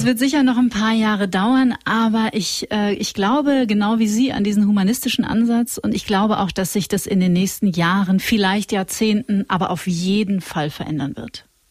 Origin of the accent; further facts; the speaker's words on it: North Rhine-Westphalia, Germany; ich komme aus Nordrhein-Westfalen